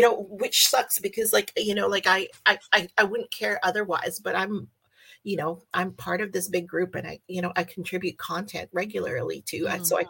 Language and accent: English; Canada; I'm Canadian